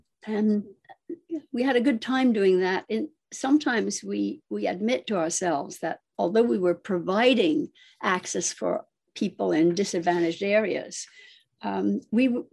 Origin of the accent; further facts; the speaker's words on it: Scotland, United Kingdom; moved away as an adult; also born or lived in London; now in United States; you probably hear my accent, so you'll realize that I come from Scotland.